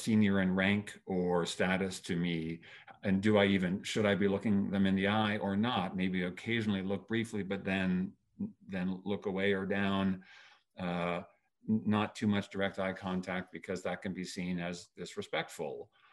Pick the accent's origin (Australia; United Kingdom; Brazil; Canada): Canada; I was born and raised in Canada